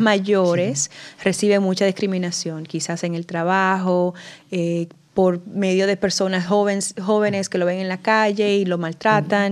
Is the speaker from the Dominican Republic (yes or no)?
yes; Dominican Republic; accent: acento de Nueva York, acento de latino; also born or lived in New York City; now in New York, United States; yo crecí en la República Dominicana